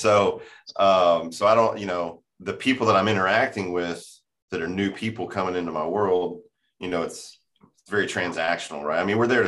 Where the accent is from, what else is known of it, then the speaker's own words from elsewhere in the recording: down around Houston, Texas, United States; moved away as an adult; now in Fort Worth, United States; I'm from down around Houston, you know, and yeah, it's, you know, I'm 41 now.